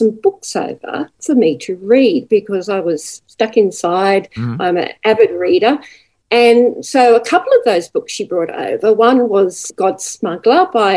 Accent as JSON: {"language": "English", "town": "Newcastle", "region": "New South Wales", "country": "Australia", "tie": "born or raised there", "moved": "yes", "lives_now": "Gold Coast, Australia", "said": "I was born in Newcastle in New South Wales"}